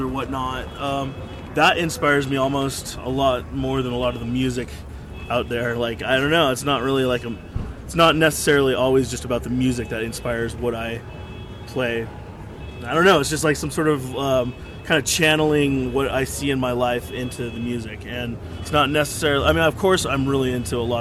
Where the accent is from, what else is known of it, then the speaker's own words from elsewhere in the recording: Santa Cruz, California, United States; my parents were hippies, you know, we come from Santa Cruz, which is, you know, it's it's just an open-minded hippie town, and that's just what I'm used